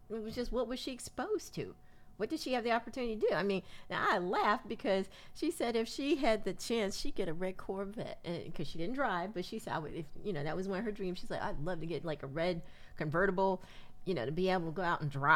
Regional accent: Willingboro, New Jersey, United States; as kids growing up in Willingboro, which was, you know, the Levitt town of New Jersey

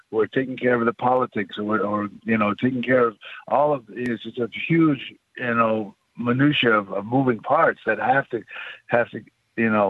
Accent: Onondaga Nation, New York, United States; I grew up on Onondaga Nation.

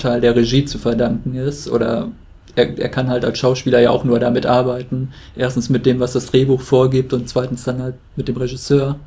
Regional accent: Germany; als Deutscher

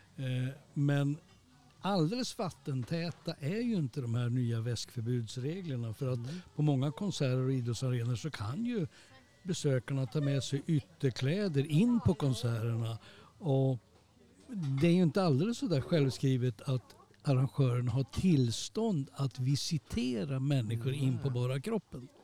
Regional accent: Sweden; som svensk

